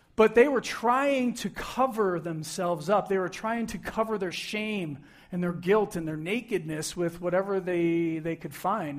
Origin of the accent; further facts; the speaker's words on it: Buffalo, New York, United States; I grew up in Buffalo, New York